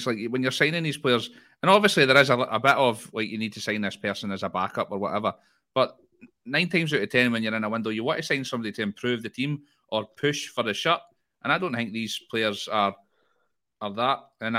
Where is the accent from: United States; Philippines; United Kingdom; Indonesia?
United Kingdom; Dundee, Scotland; born there; I was born in Dundee and I've been to the Maldives.